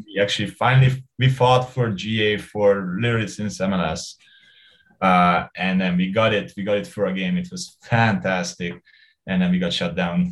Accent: Hungary; moved away as an adult; now in Vancouver, Canada; I grew up in Hungary. I, I left when I was 28.

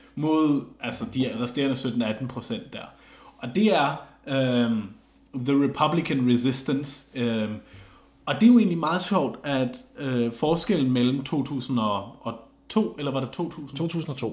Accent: Germany; moved away; jeg var også tysker

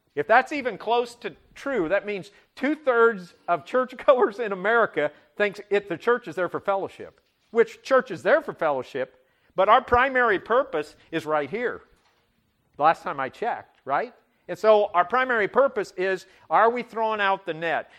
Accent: Butte, Nebraska, United States; moved away; I grew up in Butte, Nebraska, population five hundred and twenty.

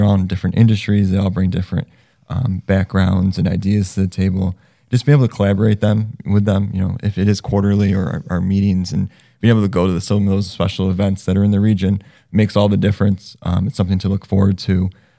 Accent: New York, United States; now in North Central Massachusetts, United States; You know, I'm an outsider to North Central. I come from New York

